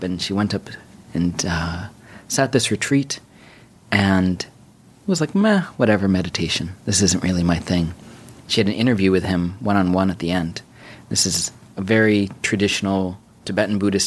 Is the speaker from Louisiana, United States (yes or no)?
no; New York City, New York, United States; I grew up on 86 between Park and Lex here in New York City